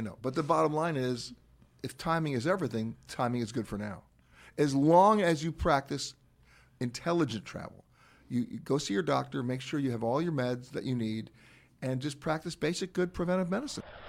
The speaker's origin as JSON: {"language": "English", "region": "New York", "country": "United States", "tie": "born or raised there", "said": "I grew up in Manhattan, in Harlem"}